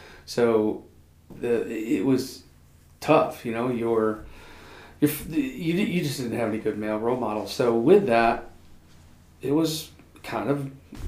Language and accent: English; the North, United States; you know, I grew up in the North. It's like we talk with our hands, we talk kind of fast, and I married a Southerner